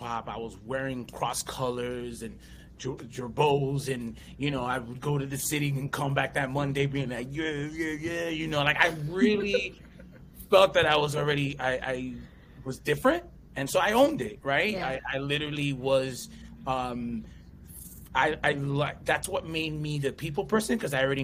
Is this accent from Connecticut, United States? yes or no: yes; Redding, Connecticut, United States; first language English; also born or lived in New Rochelle, New York / Stamford, Connecticut; from 9 years old to I went to college, I went to a small suburb town called West Reading, Connecticut